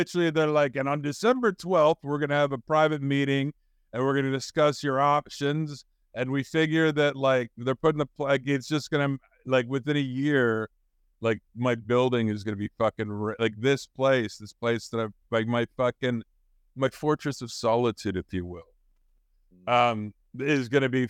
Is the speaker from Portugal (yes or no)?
no; Canada; I'm a Canadian.